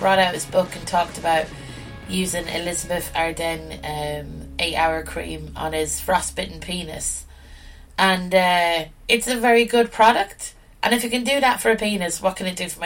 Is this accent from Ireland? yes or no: yes; Ireland; the nearest thing we had to drama school in rural Ireland was the school nativity play